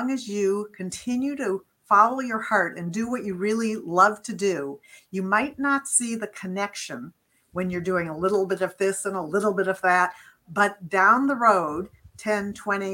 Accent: Beachwood, Ohio, United States; moved away as an adult; also born or lived in Amherst, Massachusetts; I grew up in a little town, a suburb of Cleveland. It's called Beechwood, Ohio

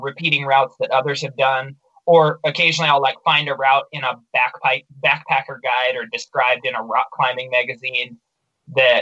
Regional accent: Baker City, Oregon, United States; my hometown, Baker City

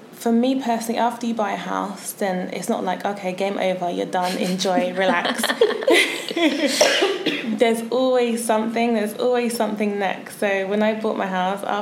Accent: London, United Kingdom; moved away as an adult; now in Bristol, United Kingdom; I am originally from London.

